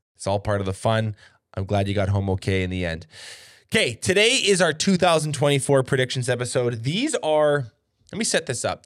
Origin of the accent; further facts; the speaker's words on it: Canada; here north of the border